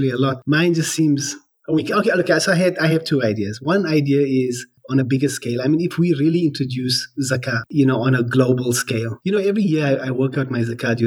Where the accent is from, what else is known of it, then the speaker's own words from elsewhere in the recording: South Africa; I've been born and bred in South Africa. So lived here all my life.